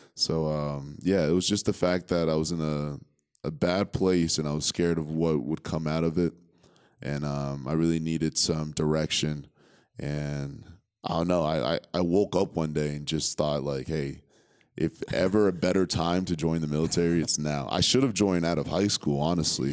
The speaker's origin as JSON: {"language": "English", "town": "Concord", "region": "New Hampshire", "country": "United States", "tie": "born or raised there", "also_born_or_lived": "Liberia / Connecticut / New York", "said": "Concord, New Hampshire is where I grew up"}